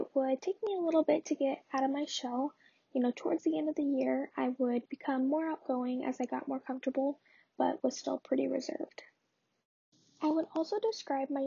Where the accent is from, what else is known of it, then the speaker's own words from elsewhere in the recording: Lincoln, Nebraska, United States; I was born and raised in Lincoln, Nebraska